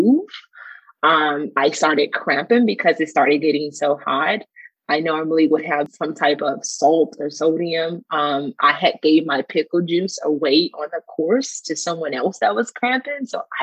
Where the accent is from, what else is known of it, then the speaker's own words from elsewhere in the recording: New Orleans, Louisiana, United States; also born or lived in Dallas-Fort Worth area / Kansas City area; now in Dallas-Fort Worth, United States; I'm originally from New Orleans